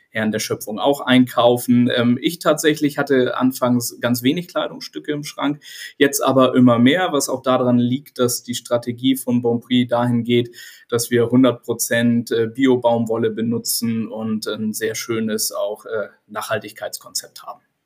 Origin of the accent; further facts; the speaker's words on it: Hamburg, Germany; Ich bin Hamburger Jung und inzwischen 43 Jahre alt